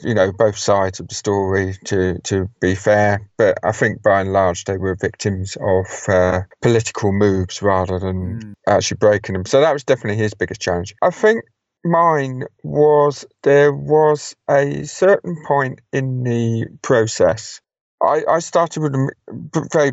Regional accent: United Kingdom

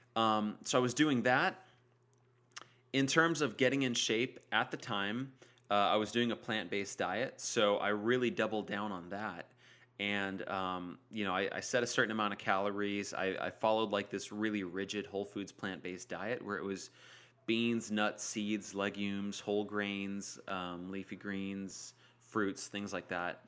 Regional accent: Modesto, California, United States; moved away; I was up in Modesto in my hometown just hanging out with my family

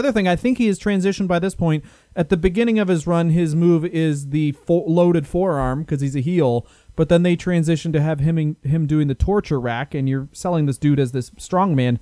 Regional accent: Canada; also born or lived in United Kingdom; We're Canadian, and we spent a lot of time in Britain

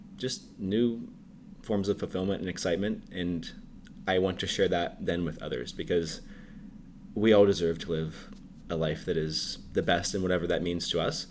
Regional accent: Pittsburgh, Pennsylvania, United States; moved away as an adult; also born or lived in Texas; I am from Pittsburgh, Pennsylvania. I grew up there, lived there all my life, actually, until I moved to college.

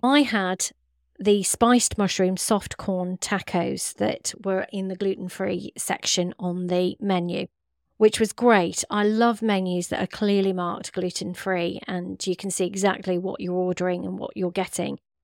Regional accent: West Midlands, United Kingdom; we're from the Midlands and from the Curry capital

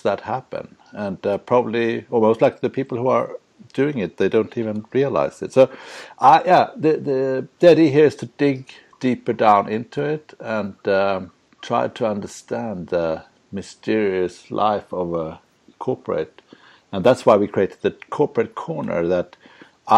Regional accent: Sweden; moved away as an adult; also born or lived in Luxembourg / Prague; I'm from Sweden.

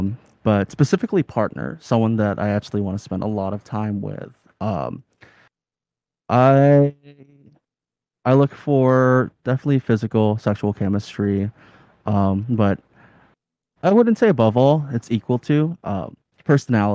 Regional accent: Arizona, United States; moved away; I grew up partially in Arizona, which is very white.

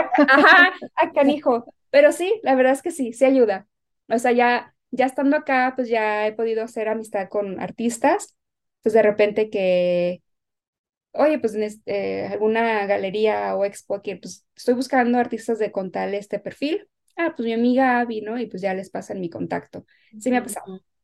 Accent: Guadalajara, Jalisco, Mexico; now in Los Angeles, United States; haber vivido con mi, con mi abuela allá en, Guadalajara

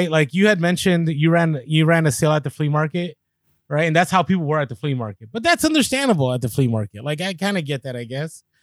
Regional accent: San Diego, California, United States; I am from San Diego, though.

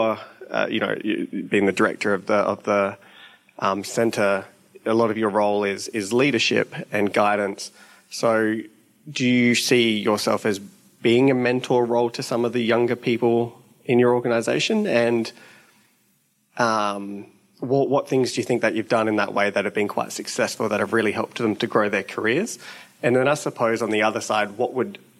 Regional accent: Gawler, South Australia, Australia; I grew up in Gawler

